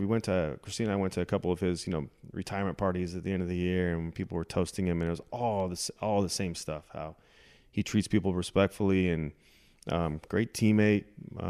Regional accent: California, United States; Again, when I came from California, coming through the minor leagues, and then getting here for my first couple of years in the big leagues

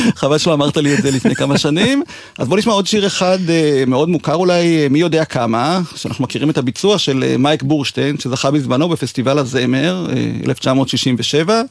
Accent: Israel; שגדל בקיבוץ

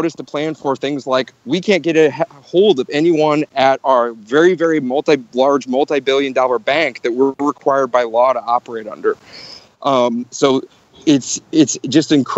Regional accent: St. Louis, Missouri, United States; moved away as an adult; also born or lived in Chicago / New York / San Francisco; now in San Juan, Puerto Rico; St. Louis, my hometown

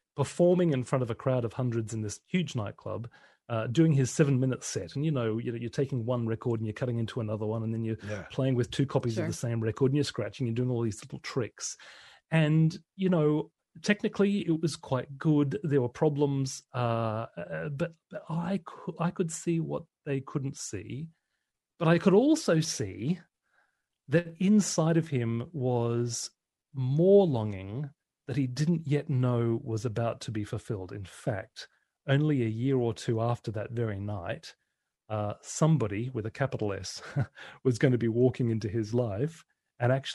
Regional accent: Brisbane, Queensland, Australia; I was going to be the best DJ in Brisbane, in Queensland, Australia. That was my hometown

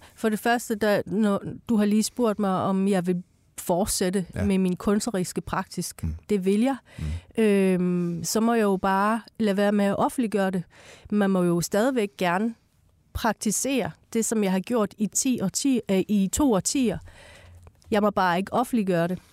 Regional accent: Iran; now in Denmark; jeg er født i Iran, i et teokratisk styre land

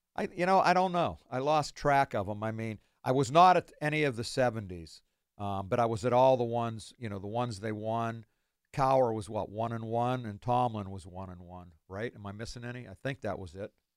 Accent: Beaver Falls, Pennsylvania, United States; I'm from Beaver Falls.

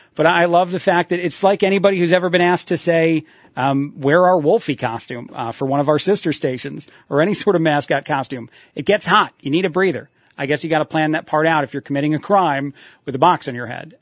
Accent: New Jersey, United States; I'm from Jersey

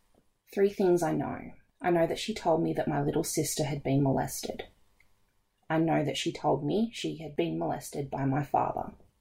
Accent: Forbes, New South Wales, Australia; I was planning on making a six-hour drive to my hometown of Forbes.

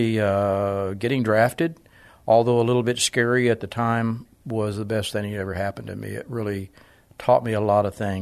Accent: San Antonio, Texas, United States; I'm from San Antonio. I grew up on the south side of San Antonio and graduated from Brackenridge High School in 1960

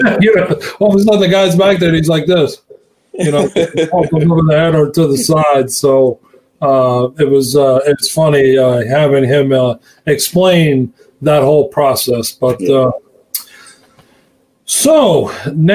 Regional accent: Long Island, New York, United States; here in Long Island, where I'm from.

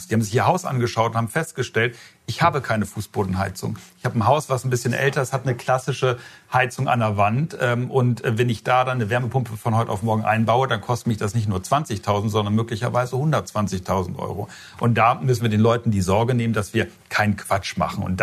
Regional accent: Lower Saxony, Germany; Ich habe ein ganz reales Beispiel aus meinem Heimatland Niedersachsen.

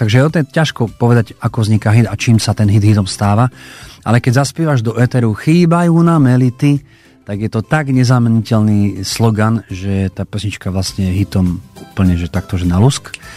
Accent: Košice, Košice Region, Slovakia; doma v Košiciach

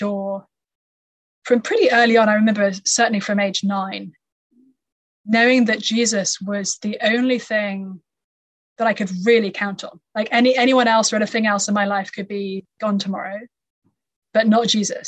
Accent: United Kingdom; moved away as an adult; now in United States; I come from the UK. I lived there all through my childhood

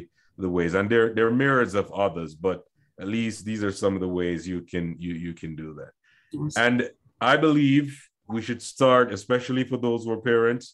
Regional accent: Jamaica; I grew up in Jamaica

